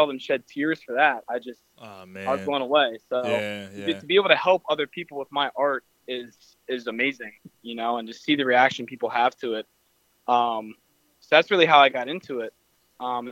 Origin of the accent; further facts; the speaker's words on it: Willow Grove, Pennsylvania, United States; I am from Upmoreland High School, Willow Grove, PA